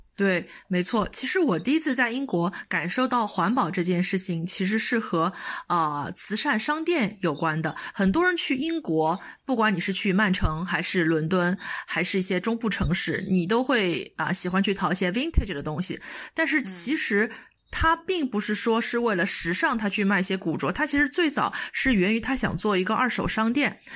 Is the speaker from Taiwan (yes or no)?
no; China; also born or lived in United Kingdom; 我们，中国人要买的东西其实都是装不下的